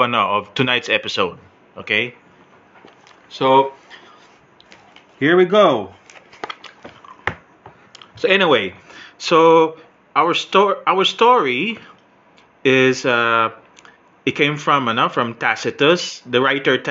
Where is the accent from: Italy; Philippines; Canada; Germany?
Philippines; I'm Filipino